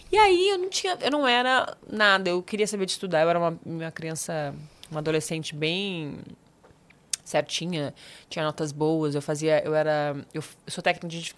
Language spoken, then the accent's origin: Portuguese; Campos dos Goytacazes, Rio de Janeiro, Brazil; porque eu sou de Campos dos Goitacazes, no interior do Rio de Janeiro. Sei. Que é a divisa com o Espírito Santo, né? A última cidade do norte do, do estado, divisa com o Espírito Santo.